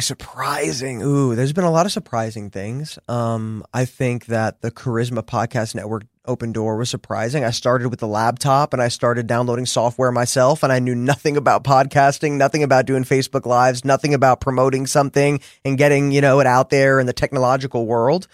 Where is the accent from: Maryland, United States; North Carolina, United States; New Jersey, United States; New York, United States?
New Jersey, United States; I'm from New Jersey